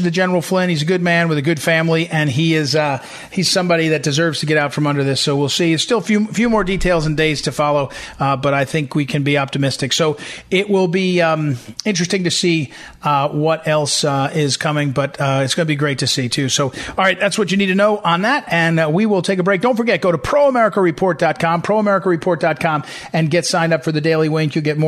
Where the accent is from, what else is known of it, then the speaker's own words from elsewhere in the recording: St. Louis, Missouri, United States; St. Louis Post-Dispatch, my hometown paper